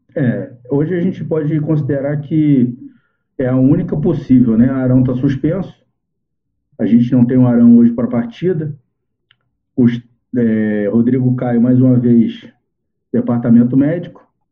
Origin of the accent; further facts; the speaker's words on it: Brazil; Nós, como brasileiros